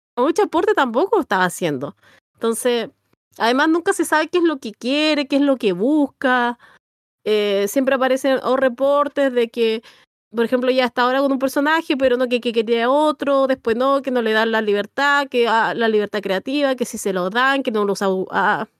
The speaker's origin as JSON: {"language": "Spanish", "country": "Chile", "said": "yo esto lo voy a decir como bien chileno"}